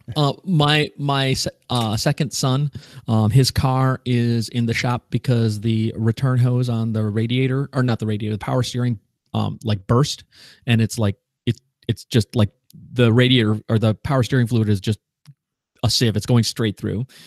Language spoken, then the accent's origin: English; Wisconsin, United States; I'm from Wisconsin, so, which is almost Canada